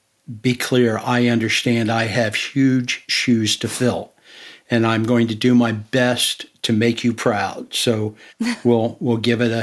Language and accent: English; West Virginia, United States; now in Houston, United States; born and raised in West Virginia. Went to West Virginia University, got a BS in civil engineering in 1976, immediately moved to Houston, and I've been in Houston since then.